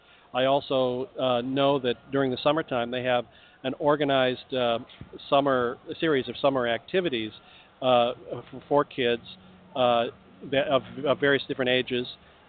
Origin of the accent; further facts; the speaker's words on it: Washington, United States; now in Texas, United States; I'm a Yankee. I came from Washington State, so a lot of my Texas friends say I'm a wimp